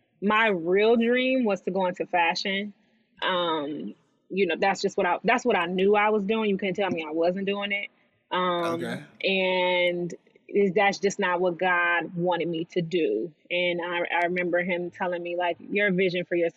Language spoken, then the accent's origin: English; Detroit, Michigan, United States; moved away as an adult; also born or lived in Ann Arbor, Michigan; now in Los Angeles, United States; from Detroit, was actually born in Ann Arbor because my mom was still in school